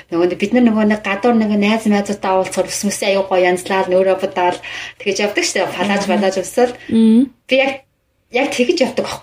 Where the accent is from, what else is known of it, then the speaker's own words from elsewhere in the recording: Mongolia; first language Mongolian; moved away as an adult; now in United States; Би монгол хэл миний монгол хэл бол миний төрлөх хэл те.